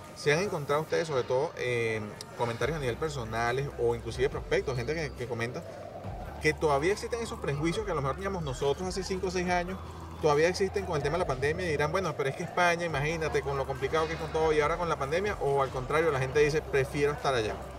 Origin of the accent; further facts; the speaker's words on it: Venezuela; moved away as an adult; also born or lived in Portugal (parents); now in Spain; salimos tarde de Venezuela